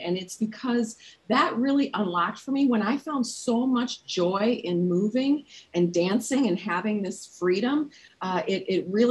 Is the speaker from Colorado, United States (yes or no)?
no; Minnesota, United States; I'm a Minnesotan